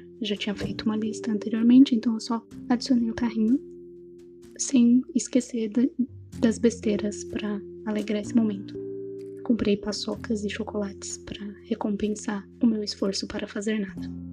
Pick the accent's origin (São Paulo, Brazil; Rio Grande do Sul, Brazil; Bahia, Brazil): São Paulo, Brazil; accent: São Paulo; now in Vitória, Brazil; Apesar de estar em Vitória, eu não, não sou daqui. Meu sotaque vai me denunciar que eu morei boa parte da minha vida em São Paulo e no interior de São Paulo nos últimos anos